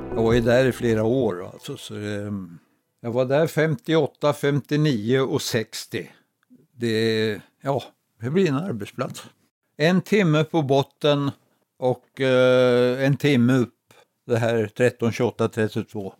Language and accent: Swedish; Roslagen, Stockholm County, Sweden; är född och uppvuxen i Roslagen